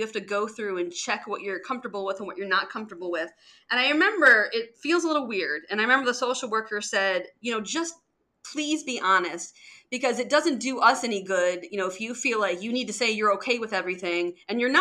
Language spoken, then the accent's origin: English; Detroit, Michigan, United States; I grew up in Detroit